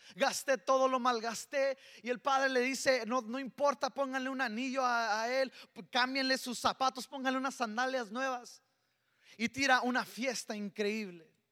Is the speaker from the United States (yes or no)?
yes; El Paso, Texas, United States; soy, soy del Paso, Texas y, y, soy, tengo un serio problema de spanglish